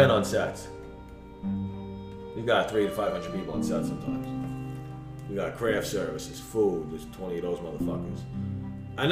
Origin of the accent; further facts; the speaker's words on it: New York City, New York, United States; I'm from Brooklyn